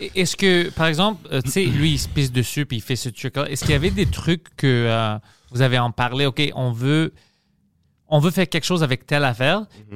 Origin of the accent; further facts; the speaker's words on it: Greece; now in Quebec, Canada; avec mon accent, puis je suis grec